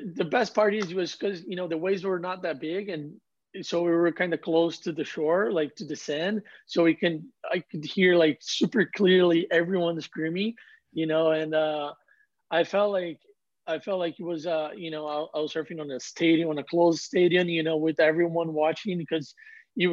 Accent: Ubatuba, São Paulo, Brazil; I was the next one from my hometown

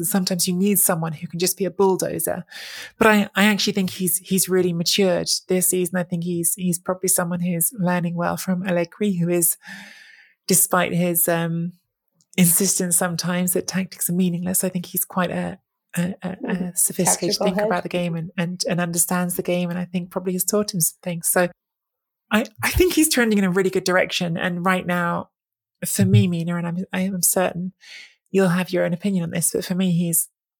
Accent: England, United Kingdom; accent: English; as an English person with an English accent

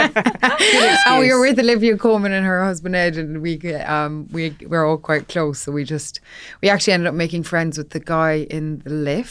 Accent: Ireland; when I was growing up in Ireland

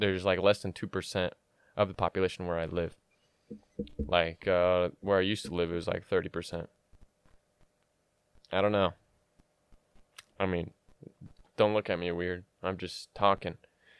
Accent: Illinois, United States; I was from Southern Illinois, so there's a lot of cornfields.

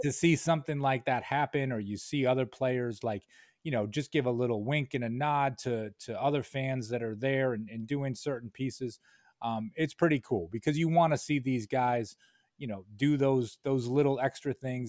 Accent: Rochester, New York, United States; moved away as an adult; now in Albany, United States; I grew up in Rochester

